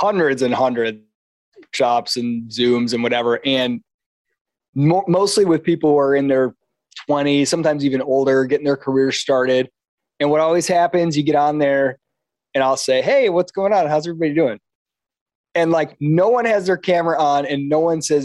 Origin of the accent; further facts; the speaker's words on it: Kalamazoo, Michigan, United States; moved away as an adult; I was born and raised in Michigan, Kalamazoo, Michigan.